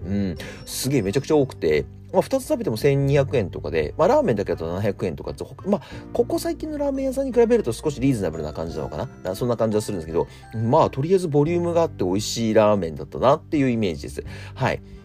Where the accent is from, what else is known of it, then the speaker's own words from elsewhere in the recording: Akita, Japan; 秋田県出身なんですよ